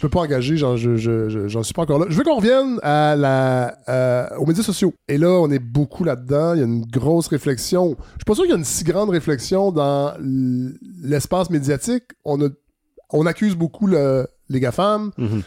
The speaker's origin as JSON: {"language": "French", "region": "Quebec", "country": "Canada", "said": "ce qu'on est devenu en tant que Québécois"}